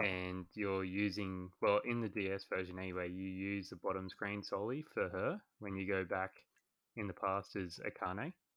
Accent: Australia; accent: Australian; as you guys can probably tell from my voice, I am Australian

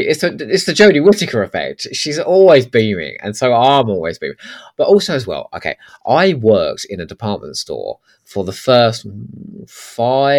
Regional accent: England, United Kingdom; also born or lived in Crawley / Eastbourne; I'm English

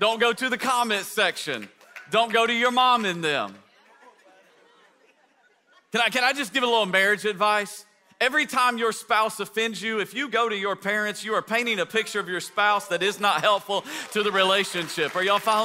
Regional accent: East Tennessee, United States; moved away; people in East Tennessee where I grew up

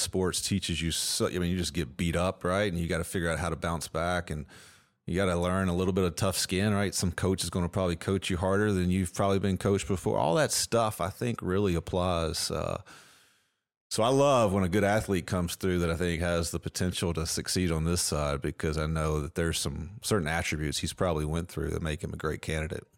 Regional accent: Edmonton, Kentucky, United States; also born or lived in Lexington, Kentucky; I grew up in Edmonton, Kentucky, so Metcalf County is a couple hours from here

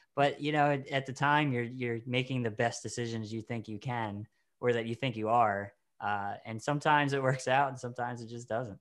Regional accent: Maryland, United States; the Maryland Film Festival, the local one we have

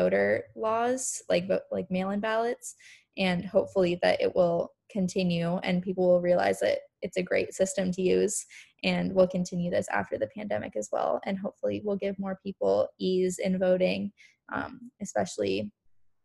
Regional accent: Montana, United States; I'm from Montana, where we have absentee ballots

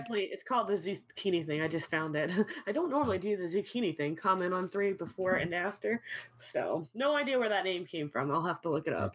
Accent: New Orleans, Louisiana, United States; I'm from New Orleans

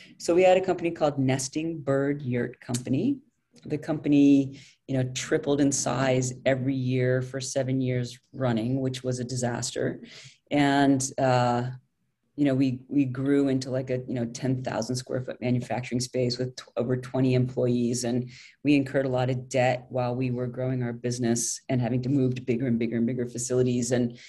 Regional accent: London, United Kingdom; also born or lived in France / Soviet Union; I grew up overseas. I grew up in London. My dad was a foreign correspondent.

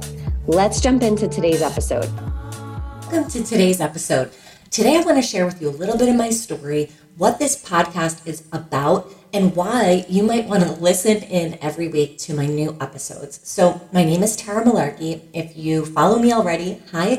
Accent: Fairfield County, Connecticut, United States; we grew up in Fairfield County, Connecticut. It's a wealthy suburb of New York City

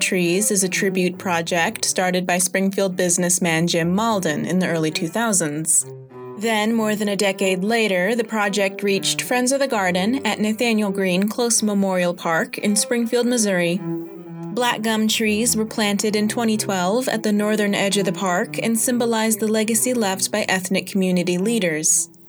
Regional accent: Tumán, Lambayeque, Peru; first language Spanish; English is a second language; My homeland, Tumán, is in the northern part of Peru. Spanish is my native language. The climate is very warm in that part of the country. In Tumán, almost everyone works at the factory.

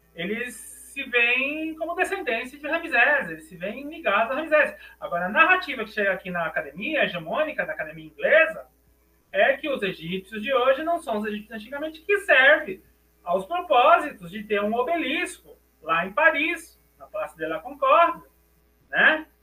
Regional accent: Brazil; accent: Brazilian; also born or lived in France; comecei a forçar meu sotaque brasileiro

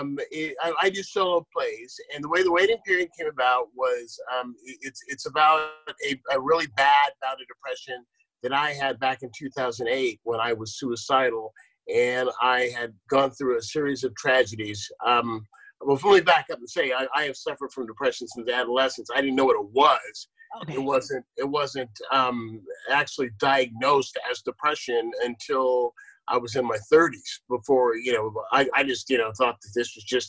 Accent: San Leandro, California, United States; also born or lived in Akron, Ohio; growing up in San Leandro, when San Leandro was 99.99% white

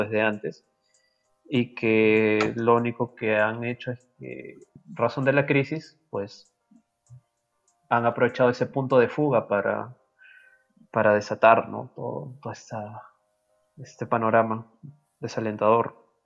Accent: Peru; qué nos define como peruanos

